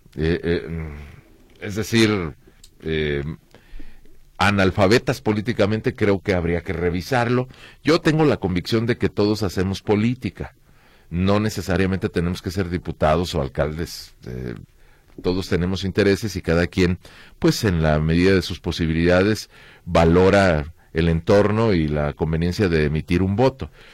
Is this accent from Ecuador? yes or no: no; Mexico; Como mexicanos